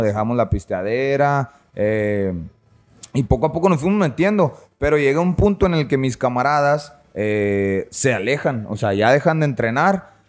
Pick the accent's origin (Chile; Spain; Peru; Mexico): Mexico; San Luis Río Colorado, Sonora; moved away as an adult; now in Tijuana, Mexico; Soy originario de San Luis Río Colorado, Sonora, ya tijuaneado